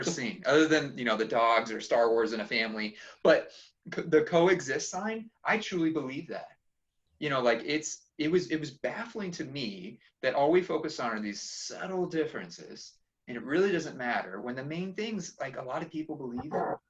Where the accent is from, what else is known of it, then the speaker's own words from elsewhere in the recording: Phoenix, Arizona, United States; I grew up here in Phoenix.